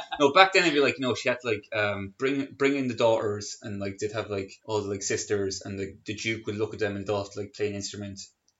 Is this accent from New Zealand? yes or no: no; Carlow, Leinster, Ireland; I'm from Carlow, so I know Carlow.